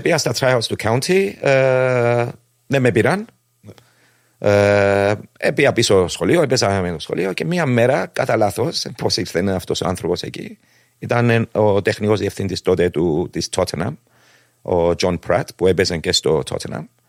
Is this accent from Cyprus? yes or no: yes; Cyprus; γεννήθηκα στην Κύπρο 1967